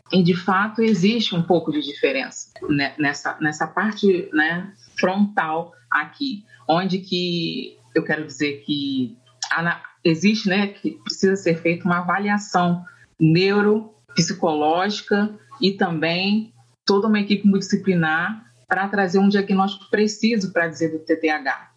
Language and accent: Portuguese; Volta Redonda, Rio de Janeiro, Brazil; also born or lived in Northeast Brazil / Norway; eu sou da cidade do Rio de Janeiro, né, no estado do Rio de Janeiro, da cidade de Volta Redonda